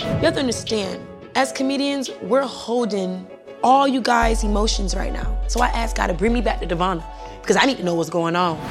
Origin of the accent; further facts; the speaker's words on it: Miami, Florida, United States; moved away as an adult; also born or lived in Broward County, Florida / Jamaica (parents); now in Atlanta, United States; I was born in Broward and, and slid into Miami